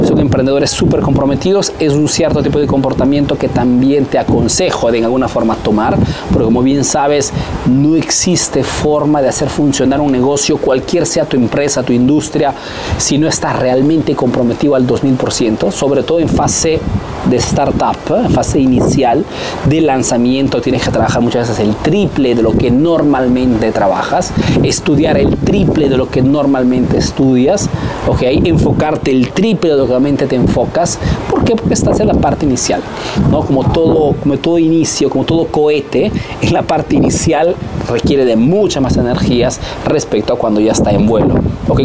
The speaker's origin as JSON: {"language": "Spanish", "country": "Peru", "moved": "yes", "lives_now": "Italy"}